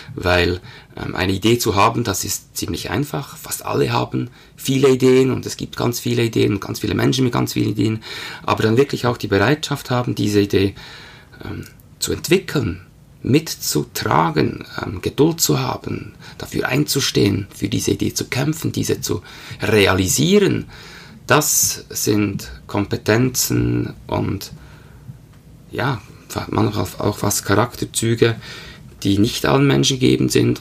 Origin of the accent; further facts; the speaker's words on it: Bern, Switzerland; Aufgewachsen in Bern, lebe mit meiner Familie